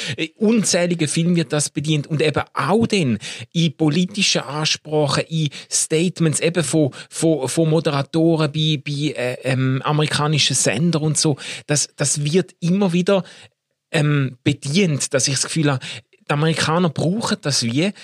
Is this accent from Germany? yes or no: no; Switzerland; in meiner Kindheit und Jugend immer wieder begegnet ist, so in diesen Kreisen, wo wir uns bewegt haben, ist schon ein wahnsinniger Stolz oder äh, fast eben dann schon eine Einbildung darauf, dass wir als Schweizer